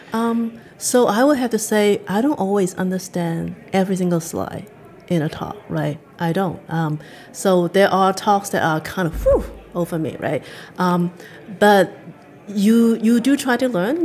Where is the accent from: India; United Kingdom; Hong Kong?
Hong Kong; now in Canada; I grew up in Hong Kong